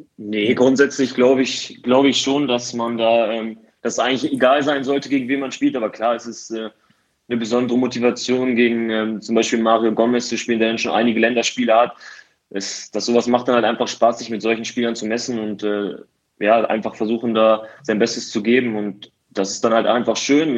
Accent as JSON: {"language": "German", "town": "Osnabrück", "region": "Lower Saxony", "country": "Germany", "tie": "born or raised there", "also_born_or_lived": "Halle", "said": "wieder nach Osnabrück zu kehren. Ähm, zumal es meine Heimat ist"}